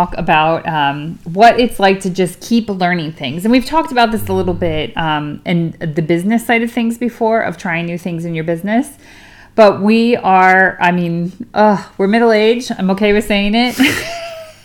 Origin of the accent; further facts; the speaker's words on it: United States; moved away as an adult; now in United Kingdom; As an American